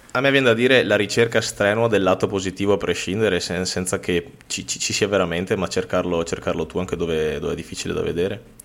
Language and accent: Italian; Veneto, Italy; Tra l'altro siamo veneti